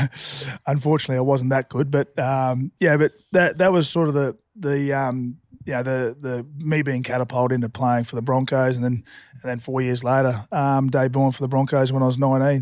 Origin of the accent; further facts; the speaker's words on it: Toowoomba, Queensland, Australia; I grew up in a little a little country town called Toowoomba